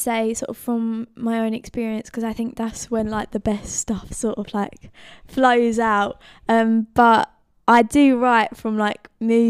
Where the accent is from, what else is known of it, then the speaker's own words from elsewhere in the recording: Brentwood, East of England, United Kingdom; I'm from Hutton in Brentwood, so yeah.